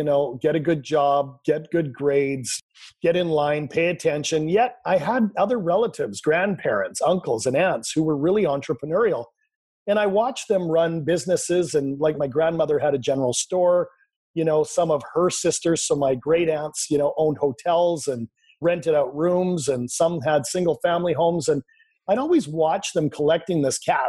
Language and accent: English; Canada; I grew up in Canada. I'm Canadian. Currently live in Vancouver, British Columbia.